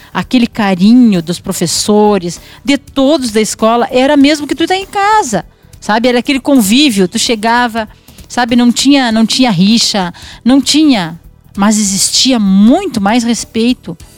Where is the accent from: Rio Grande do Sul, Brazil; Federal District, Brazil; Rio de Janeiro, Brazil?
Rio Grande do Sul, Brazil; Quaraí; moved away as an adult; now in Rosário do Sul, Brazil; Eu já morava em Rosário, eu sou natural de Quaraí, né?